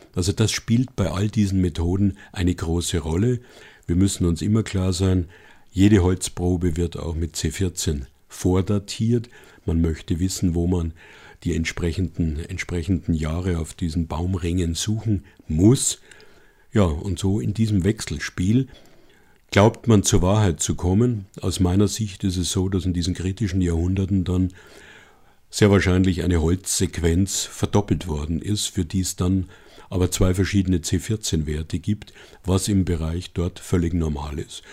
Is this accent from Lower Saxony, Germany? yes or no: no; Bavaria, Germany; aus meinem Heimatland Bayern